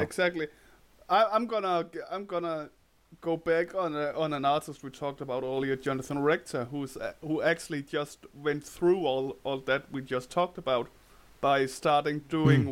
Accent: Denmark; accent: Danish; English is a second language; Danish accent

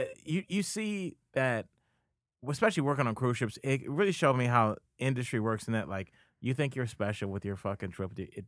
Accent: Ohio, United States; also born or lived in Miami; I'm from Ohio, and I moved to Miami for graduate school, so I had no idea.

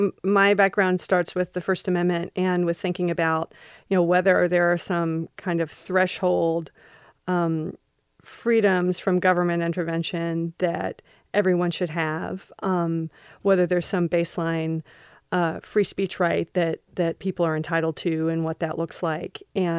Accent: Kentucky, United States; You're a city girl, and I'm a hillbilly from the mountains of Kentucky.

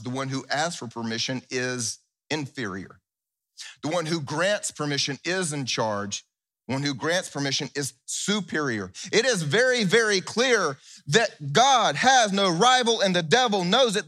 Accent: South Carolina, United States; I'm from South Carolina

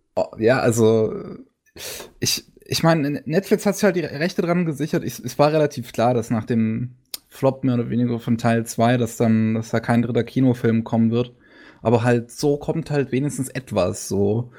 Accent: Germany; Bei uns in Deutschland

